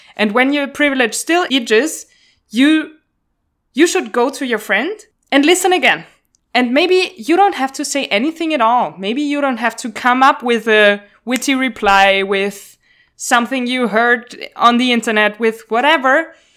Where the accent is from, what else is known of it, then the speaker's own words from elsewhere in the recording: Vienna, Austria; moved away as an adult; now in Brussels, Belgium; I'm from Vienna